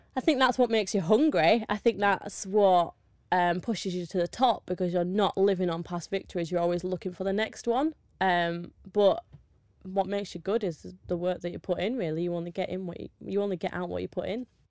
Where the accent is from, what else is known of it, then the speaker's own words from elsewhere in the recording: Yorkshire and the Humber, United Kingdom; I'm from Yorkshire